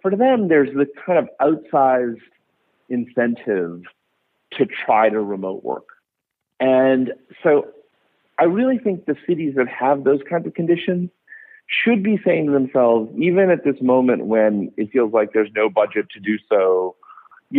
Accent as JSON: {"language": "English", "area": "suburbs of Boston", "region": "Massachusetts", "country": "United States", "tie": "born or raised there", "also_born_or_lived": "Calcutta, India / New York City", "moved": "as an adult", "lives_now": "San Francisco Bay Area, United States", "said": "I was born in Calcutta, but then I grew up in the suburbs of I mainly grew up in the suburbs of Boston"}